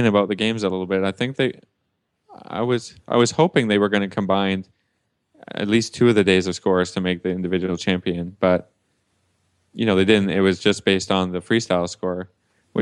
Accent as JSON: {"language": "English", "country": "Canada", "said": "I'm a Canadian"}